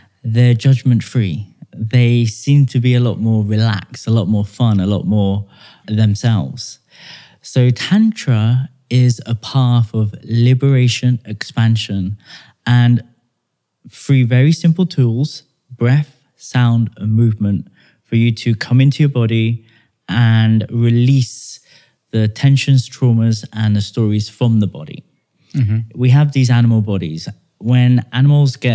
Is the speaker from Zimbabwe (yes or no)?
no; United Kingdom; I'm British born